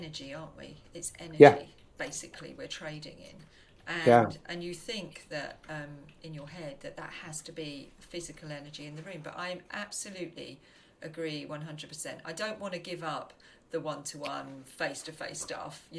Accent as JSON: {"language": "English", "region": "South East England", "country": "United Kingdom", "tie": "born or raised there", "also_born_or_lived": "Buckinghamshire", "moved": "as an adult", "said": "I came back down this way, and 16 years ago, came back down from growing up around here."}